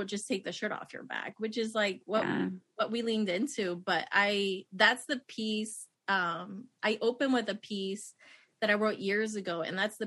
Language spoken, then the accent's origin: English; Nicaragua; moved away; I grew up in Nicaragua, seeing all these white missionaries come to my country